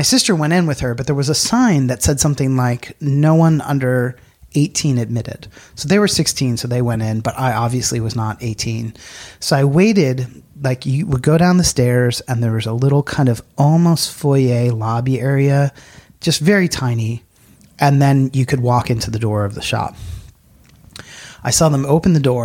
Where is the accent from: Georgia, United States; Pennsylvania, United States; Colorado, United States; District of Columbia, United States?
Pennsylvania, United States; near where I grew up in Pennsylvania